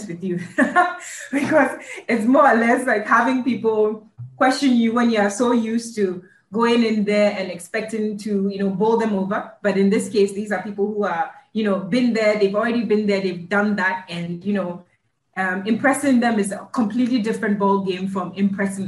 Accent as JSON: {"language": "English", "country": "Ghana", "also_born_or_lived": "United States", "moved": "as an adult"}